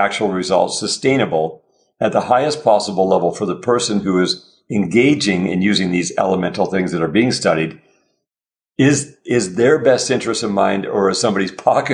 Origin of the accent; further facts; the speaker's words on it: Canada; we're Canadian